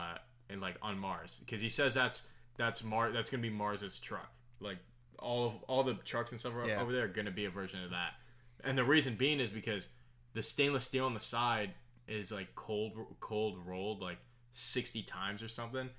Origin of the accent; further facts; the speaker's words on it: Kosovo; I'm Albanian, from Kosovo, from Kosovo.